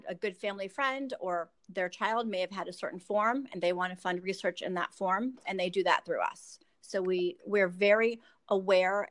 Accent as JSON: {"language": "English", "region": "Michigan", "country": "United States", "tie": "born or raised there", "also_born_or_lived": "Columbus, Ohio", "moved": "as an adult", "lives_now": "Florida, United States", "said": "I was born in Michigan. I currently live in Florida"}